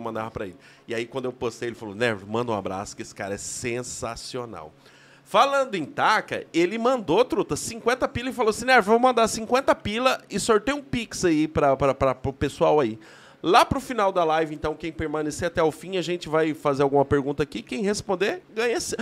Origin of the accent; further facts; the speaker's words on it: Paraná, Brazil; also born or lived in Cruzeiro do Oeste; o paranaense em Brasília